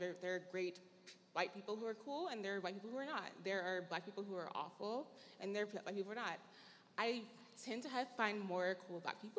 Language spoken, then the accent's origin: English; Tennessee, United States; moved away as an adult; also born or lived in Pennsylvania; I grew up in Tennessee, very white, very suburban area. We had mostly white, like probably 13% black and like some like Mexican. And that was like the majority of like my whole life growing up.